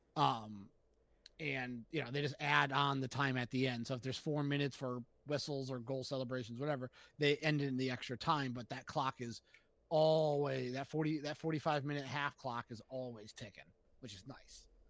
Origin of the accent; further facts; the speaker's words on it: Springfield, Massachusetts, United States; Growing up in Springfield